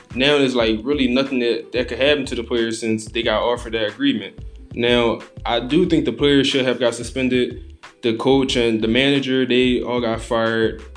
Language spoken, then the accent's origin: English; Philadelphia, Pennsylvania, United States; from Philadelphia, born and raised